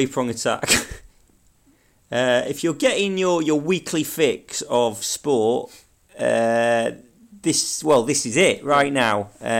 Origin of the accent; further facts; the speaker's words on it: Manchester, North West England, United Kingdom; And I went, mate, I am from.